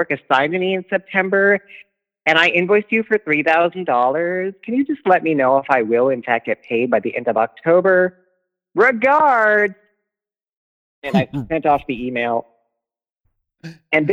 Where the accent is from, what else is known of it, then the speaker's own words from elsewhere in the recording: Cleveland, Ohio, United States; moved away as an adult; now in Vancouver, Canada; I'm from Cleveland